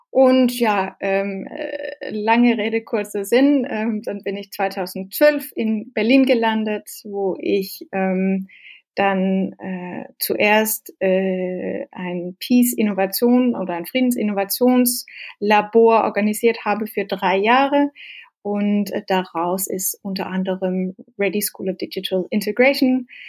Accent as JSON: {"language": "German", "country": "Norway", "tie": "born or raised there", "also_born_or_lived": "Denmark", "second_language": "German", "said": "Ich bin, ich komme ursprünglich aus Dänemark, ähm, aber mit zwölf hat meine Eltern sich entschieden, dass wir fahren nach Norwegen und deswegen bin ich in eine kleine Dorf in Norwegen groß geworden und habe da natürlich Norwegisch gelernt."}